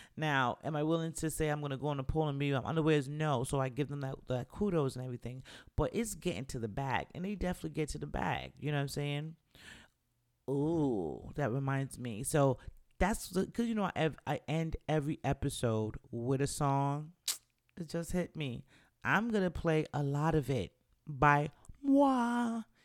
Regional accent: New York, United States; moved away; also born or lived in the South (US); I'm from New York

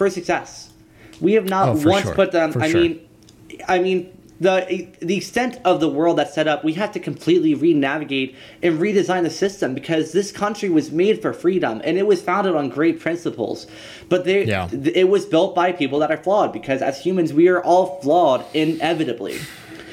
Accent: Louisiana, United States; I'm from Louisiana.

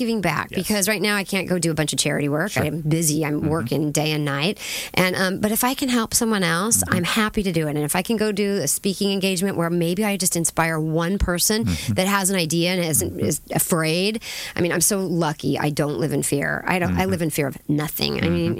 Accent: Lakewood, California, United States; now in Orange County, United States; I grew up in Lakewood, California, Southern

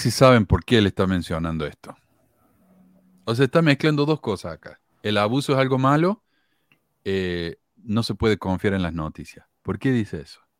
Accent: Argentina; moved away; Eh, cuando yo me fui de Argentina, habían 298 mil miembros.

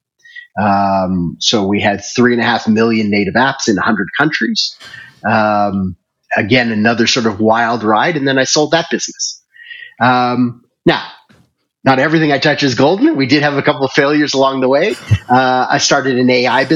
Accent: Toronto, Ontario, Canada; moved away as an adult; also born or lived in Singapore / Hong Kong / China; now in Nairobi, Kenya; So I was originally born and raised in Toronto, Canada. I left there in 1995 and moved to Asia

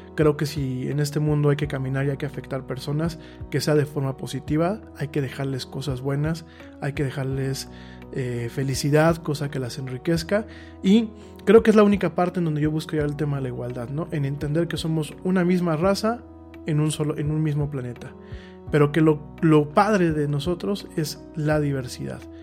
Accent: Mexico; Yo ya no me considero ciudadano solamente mexicano

